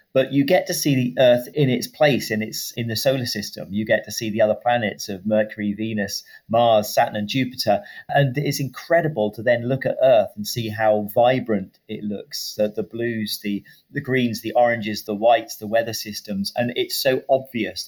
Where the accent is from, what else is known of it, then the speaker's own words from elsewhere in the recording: United Kingdom; I'm a British astronaut working for the European Space Agency